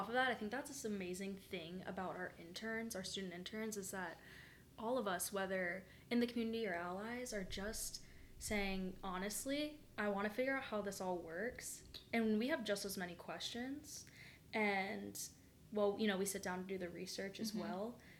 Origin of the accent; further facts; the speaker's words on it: the South, United States; And growing up in the South, I had so many friends that it broke my heart, honestly.